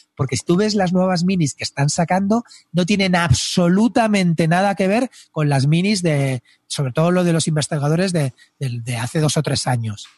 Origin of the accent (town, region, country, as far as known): Spain